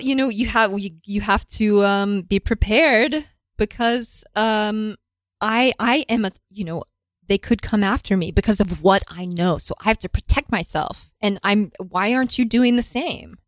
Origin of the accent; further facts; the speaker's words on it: Houston, Texas, United States; moved away; Houston, Texas